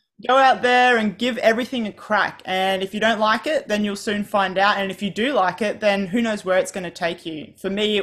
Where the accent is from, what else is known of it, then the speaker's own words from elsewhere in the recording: Australia; I'm from Australia.